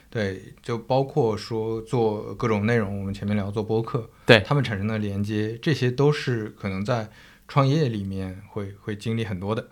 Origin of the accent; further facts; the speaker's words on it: northern China, China; moved away; also born or lived in Zhejiang; 我是一个北方人，然后我在浙江那边生活